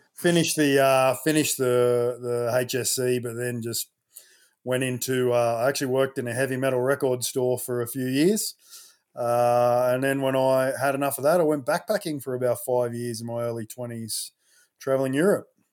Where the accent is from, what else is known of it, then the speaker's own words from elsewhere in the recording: Sydney, New South Wales, Australia; I'm a Westie. I grew up, uh, Southwest Sydney, Ingleburn